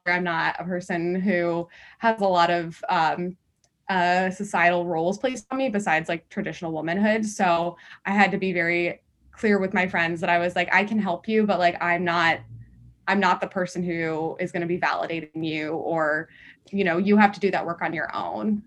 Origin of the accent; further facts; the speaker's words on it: Washington, District of Columbia, United States; moved away; I'm actually originally from Washington, D C